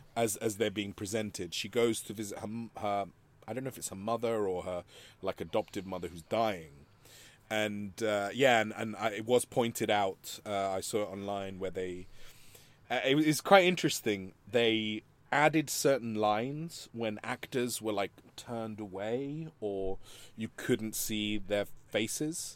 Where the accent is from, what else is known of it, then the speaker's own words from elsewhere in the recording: Madrid, Community of Madrid, Spain; moved away; growing up in Spain, you know, and, and growing up in Madrid